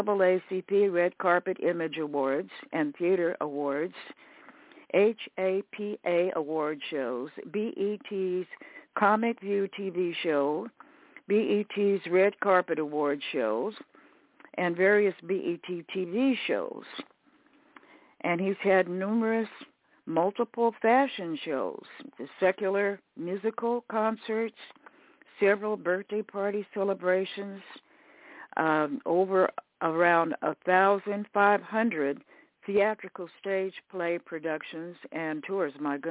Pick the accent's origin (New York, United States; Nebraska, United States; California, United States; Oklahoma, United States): California, United States; Riverside; also born or lived in Tyler, Texas; I was born in Tyler, Texas, numerous years ago, and then my family relocated, moving to Riverside, California, when I was approximately 3 years old.